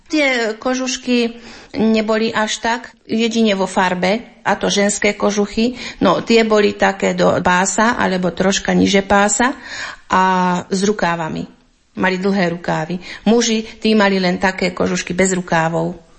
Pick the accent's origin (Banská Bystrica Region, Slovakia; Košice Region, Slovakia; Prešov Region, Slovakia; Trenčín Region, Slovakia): Banská Bystrica Region, Slovakia; Hrochoť; u nás na Hrochoti